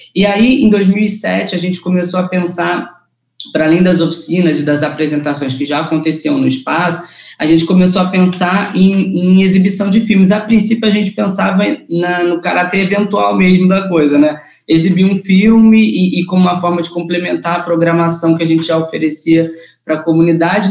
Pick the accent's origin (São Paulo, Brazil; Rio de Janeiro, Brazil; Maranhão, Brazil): Rio de Janeiro, Brazil; Mesquita; da Baixada, que é a região que eu nasci, né, que eu fui criado